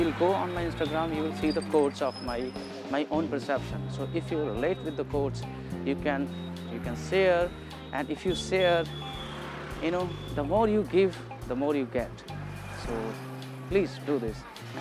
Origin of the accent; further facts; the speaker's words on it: India; English is a second language; I'm from India